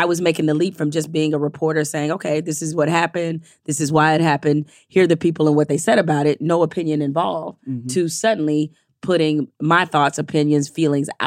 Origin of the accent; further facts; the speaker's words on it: Detroit, Michigan, United States; moved away as an adult; went back to my hometown paper, the Detroit Free Press